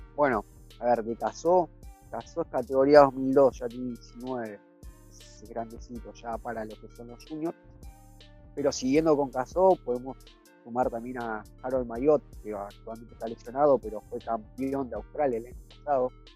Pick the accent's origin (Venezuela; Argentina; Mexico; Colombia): Argentina